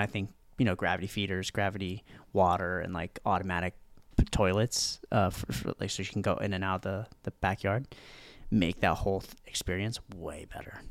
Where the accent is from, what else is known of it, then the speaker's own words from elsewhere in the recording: Virginia, United States; moved away as an adult; now in Fort Lauderdale, United States; I'm from Virginia